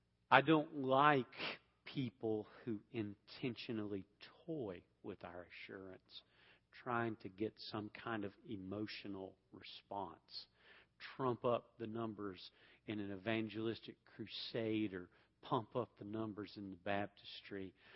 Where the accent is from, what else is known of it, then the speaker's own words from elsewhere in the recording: Atlanta, Georgia, United States; I came from Atlanta, so it's a little tough, okay?